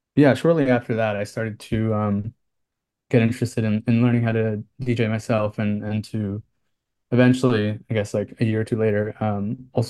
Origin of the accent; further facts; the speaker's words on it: New Jersey, United States; moved away as an adult; also born or lived in Philadelphia / Brooklyn; now in New York City, United States; I grew up in New Jersey